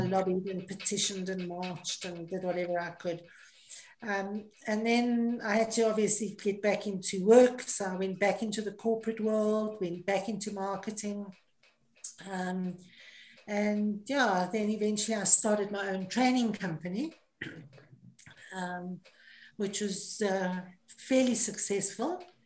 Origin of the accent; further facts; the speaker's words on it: Johannesburg, Gauteng, South Africa; moved away as an adult; also born or lived in Cape Town / Oman; Born and bred in Johannesburg, or in the West End of Johannesburg